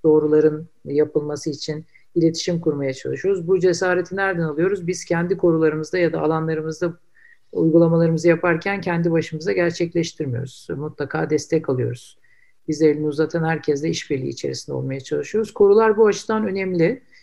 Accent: Istanbul, Turkey; ben İstanbullular olarak

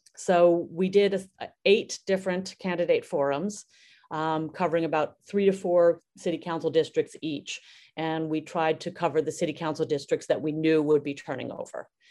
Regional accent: New York City, New York, United States; I grew up in Brooklyn, and I trained as a dancer

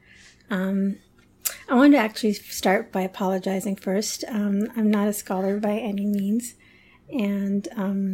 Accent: Toronto, Ontario, Canada; also born or lived in London / Karachi / Chicago; now in Toronto, Canada; I was born in London, but my family, when I was 5 years old, we moved to Toronto, to Canada

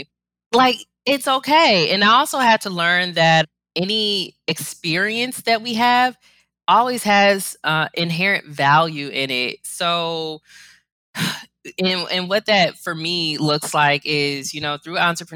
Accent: Cleveland, Ohio, United States; I'm born and raised in Cleveland

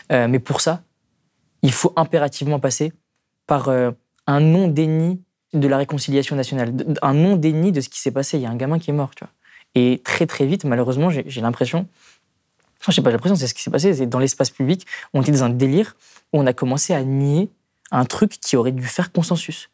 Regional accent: Strasbourg, Grand Est, France; là d'où je viens à Königshofen

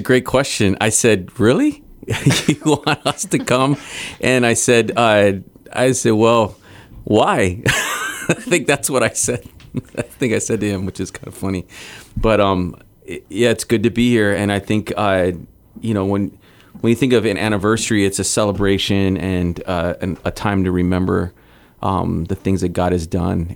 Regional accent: Hawaii, United States; moved away as an adult; also born or lived in Guam; I grew up in Hawaii

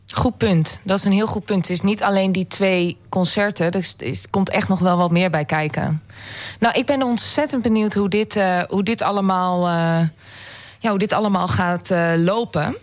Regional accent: Netherlands; wij Nederlanders

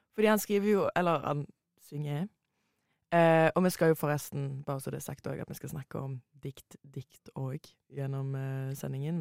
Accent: Hommersåk, Rogaland, Norway; moved away; Når vi går på skole i typ Stavanger, Hommersåk, der jeg er fra

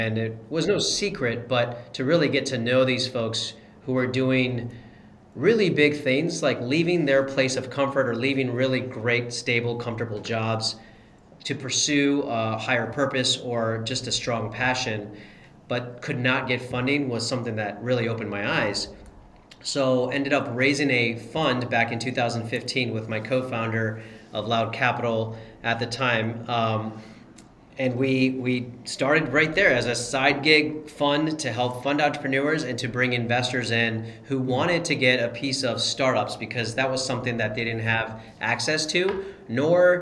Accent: Columbus, Ohio, United States; also born or lived in Cincinnati / Chicago; I grew up in Columbus

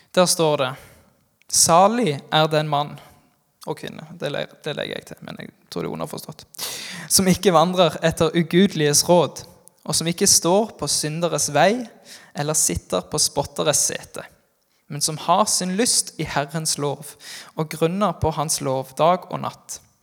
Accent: Norway; Jeg er fra Haua, men sier frukto

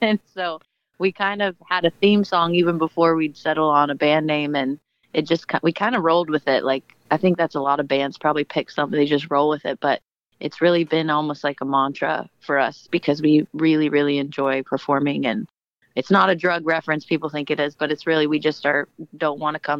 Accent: Portland, Oregon, United States; And Joe and I actually are born and raised in Portland, so we know the city fairly well.

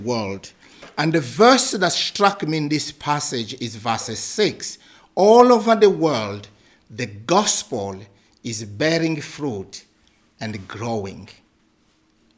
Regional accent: DR Congo; moved away as an adult; also born or lived in Kenya; now in Scotland, United Kingdom; I come from the Democratic Republic of Congo.

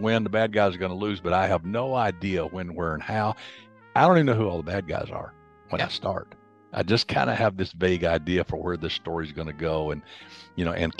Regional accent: Alabama, United States; I'm from Alabama

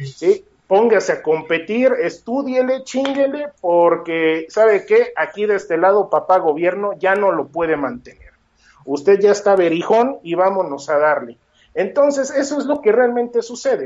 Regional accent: Mexico; nosotros necesitamos como mexicanos

